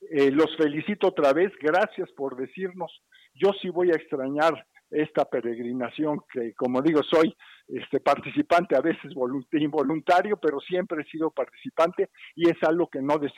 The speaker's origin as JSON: {"language": "Spanish", "country": "Mexico", "said": "como todo mexicano"}